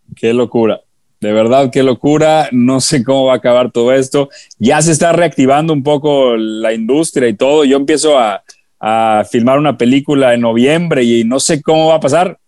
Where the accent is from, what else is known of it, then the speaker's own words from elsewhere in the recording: Guadalajara, Jalisco, Mexico; moved away; yo soy de Guadalajara